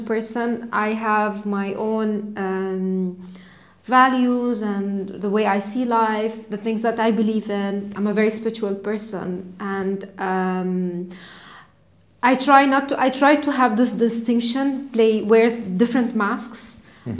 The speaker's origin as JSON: {"language": "English", "region": "Dubai", "country": "United Arab Emirates", "tie": "born or raised there", "said": "I was born and raised in Dubai, Emirati."}